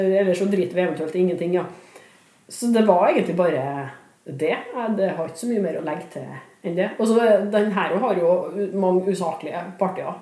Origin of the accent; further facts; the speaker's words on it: Trondheim, Trøndelag, Norway; det bryggeriet lå eh, bokstavelig talt steinkast der jeg vokste opp